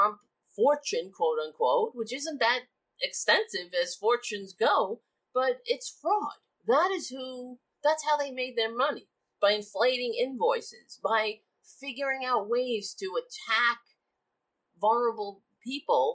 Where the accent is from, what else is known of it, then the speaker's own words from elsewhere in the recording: New York City, New York, United States; I grew up on Staten Island, so it's the only Republican borough in New York